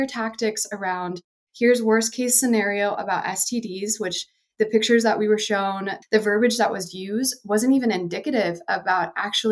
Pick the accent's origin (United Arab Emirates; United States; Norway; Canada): United States; the Bible Belt; I grew up in the Bible Belt in the 90s